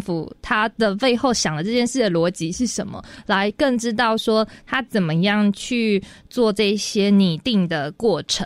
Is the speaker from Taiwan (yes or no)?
yes; Taichung, Taiwan; first language Hakka; 我是，呃，在台中东市出生